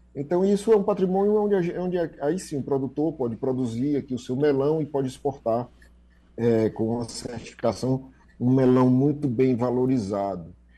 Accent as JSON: {"language": "Portuguese", "region": "Ceará", "country": "Brazil", "said": "nós somos do Ceará"}